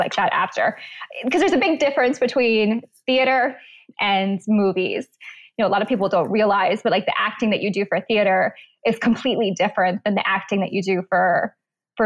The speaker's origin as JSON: {"language": "English", "region": "Florida", "country": "United States", "tie": "born or raised there", "also_born_or_lived": "Pennsylvania", "said": "I was born in Pennsylvania, and then I moved to Florida when I was about eight. So then been in Florida for a pretty long time."}